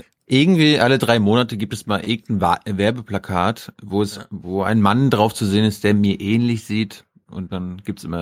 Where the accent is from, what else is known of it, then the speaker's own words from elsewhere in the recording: Berlin, Germany; als Berliner, der jetzt zurückgekommen ist